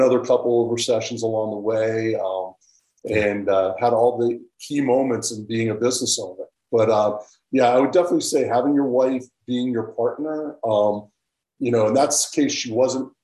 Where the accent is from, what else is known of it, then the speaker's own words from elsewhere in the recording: Colorado, United States; I'm from Colorado, where it's a little less pushy